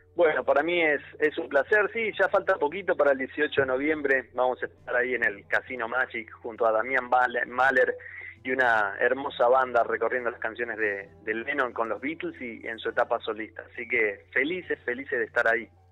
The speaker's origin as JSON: {"language": "Spanish", "country": "Argentina", "said": "soy argentino con otro con otra cultura, con otro idioma"}